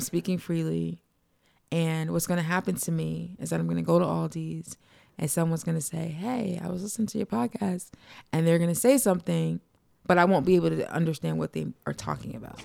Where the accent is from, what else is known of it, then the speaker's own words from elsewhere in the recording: East Orange, New Jersey, United States; I'm from East Orange